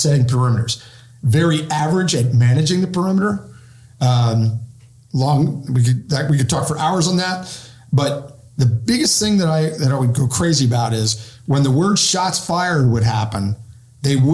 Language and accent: English; Pennsylvania, United States; moved away; my home state of Pennsylvania